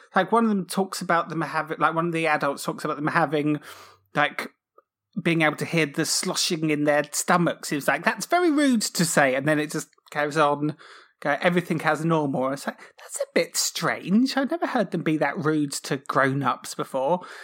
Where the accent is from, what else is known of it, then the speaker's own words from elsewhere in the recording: Cornwall, South West England, United Kingdom; I grew up in Cornwall